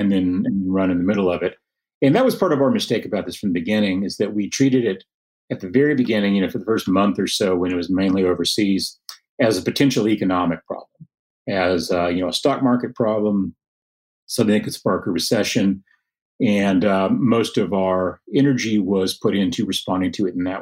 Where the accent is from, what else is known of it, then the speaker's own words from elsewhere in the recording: Lubbock, Texas, United States; now is my hometown, Lubbock